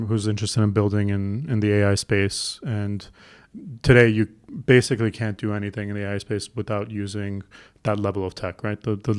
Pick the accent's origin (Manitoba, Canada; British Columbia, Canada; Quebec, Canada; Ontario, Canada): Ontario, Canada; Toronto; I'm from Toronto